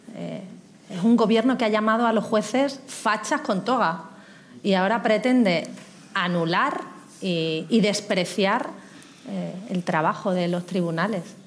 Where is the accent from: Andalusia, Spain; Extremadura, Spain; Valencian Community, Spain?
Extremadura, Spain; venía a cambiar Extremadura, por encima de cualquier cosa. Yo venía a transformar mi tierra